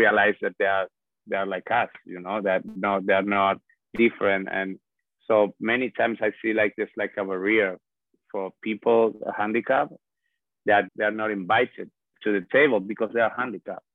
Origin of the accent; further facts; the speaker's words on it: Spain; English is a second language; moved away as an adult; now in New York, United States; I'm born by the sea in a very warm country